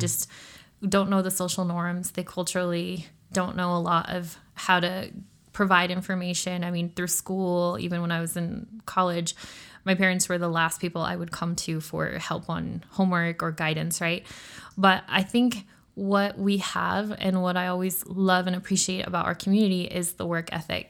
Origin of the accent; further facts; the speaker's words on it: Utah, United States; I grew up, I am a Utah native, um, hence I don't have an accent.